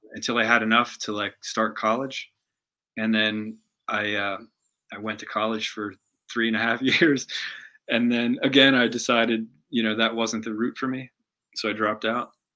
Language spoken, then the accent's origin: English; Pennsylvania, United States; now in Kentucky, United States; I grew up in Pennsylvania, about um, maybe like 40 minutes outside of Philly.